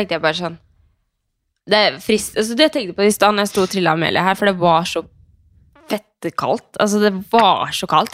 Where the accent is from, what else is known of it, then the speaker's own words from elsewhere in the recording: Skien, Telemark, Norway; now in Oslo, Norway; hjemme i Skien